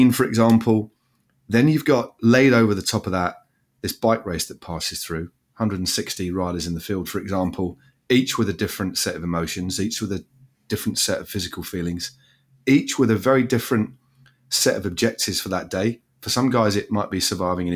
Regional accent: England, United Kingdom; I'm an Englishman.

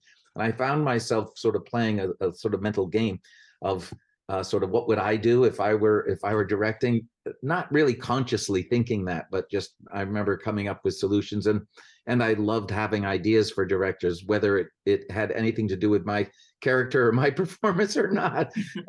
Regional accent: Vermont, United States; I grew up in Vermont. My dad was a preacher in the Episcopal Church.

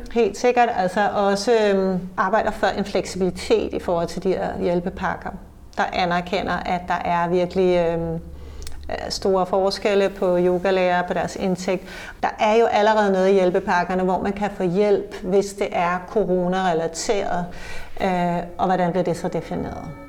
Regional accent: Copenhagen, Capital Region of Denmark, Denmark; vi som københavnere

